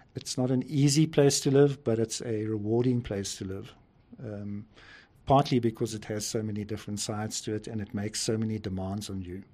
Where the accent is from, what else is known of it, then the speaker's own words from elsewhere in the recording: Pretoria, Gauteng, South Africa; moved away as an adult; now in Johannesburg, South Africa; I actually grew up in Pretoria, which is a nearby city, but I've been living in Johannesburg for about 40 years